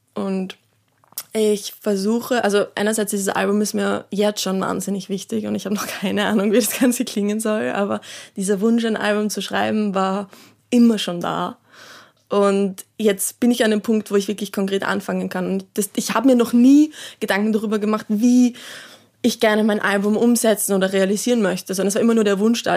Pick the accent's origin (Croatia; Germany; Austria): Austria; Salzburg; moved away; ich bin ja ursprünglich aus Salzburg